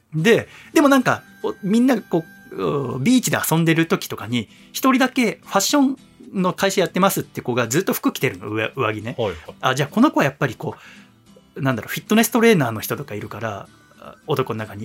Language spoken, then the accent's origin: Japanese; Yokohama, Kanagawa, Japan; moved away; うちの実家売るってなってさ、この1月末、2月頭ぐらいに